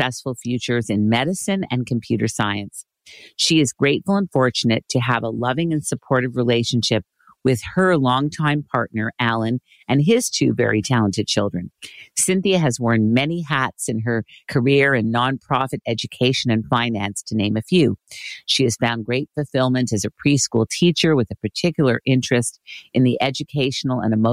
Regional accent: Montreal, Quebec, Canada; Born and raised in Montreal, Quebec, my hometown, great place

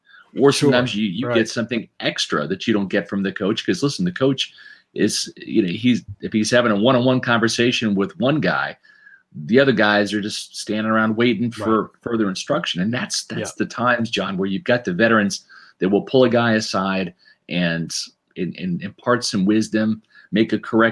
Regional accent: Kansas City, Missouri, United States; growing up in Kansas City

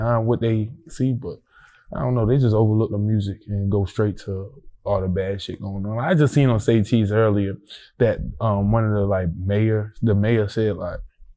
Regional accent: Baltimore, Maryland, United States; moved away as an adult; also born or lived in Atlanta; I'm from Baltimore.

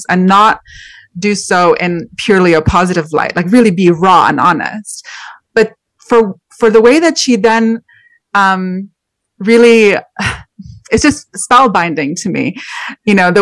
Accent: Montreal, Quebec, Canada; I'm actually Canadian. I'm from Montreal.

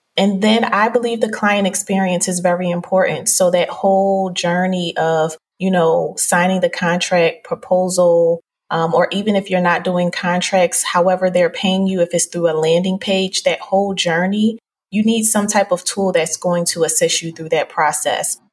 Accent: Philadelphia, Pennsylvania, United States; I'm originally from Philadelphia

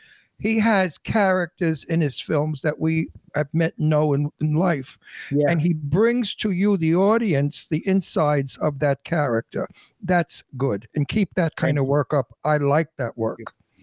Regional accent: New York City, New York, United States; accent: Brooklyn; now that I'm an old bag and I look like a killer, and with my Brooklyn accent

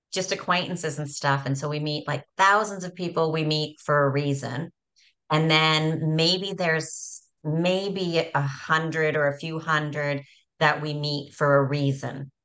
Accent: Canada; moved away; growing up in Canada

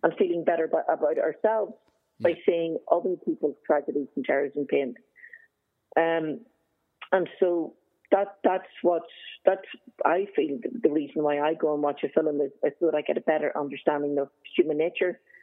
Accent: Belfast, Northern Ireland, United Kingdom; moved away as an adult; also born or lived in Galway / Dublin; I grew up in Belfast during the Troubles

